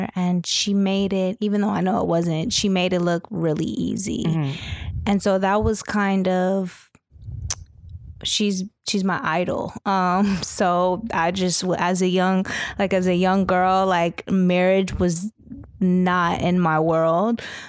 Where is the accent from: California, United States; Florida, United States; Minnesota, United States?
California, United States; San Diego; also born or lived in Los Angeles; now in New York, United States; Grew up in San Diego, Los Angeles, and I've been in New York for 8 years now.